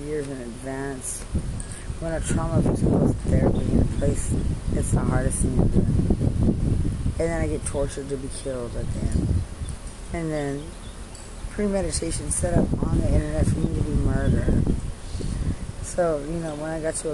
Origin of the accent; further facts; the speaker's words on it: Lubbock, Texas, United States; I'm from Lubbock